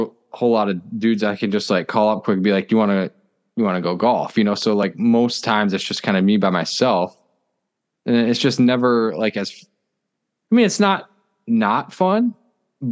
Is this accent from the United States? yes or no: yes; Midwest, United States; growing up in the Midwest